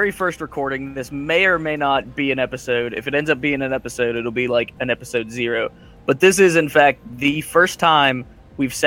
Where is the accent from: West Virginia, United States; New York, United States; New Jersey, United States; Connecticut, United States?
West Virginia, United States; I'm a writer over at Marooners Rock, and I grew up in West Virginia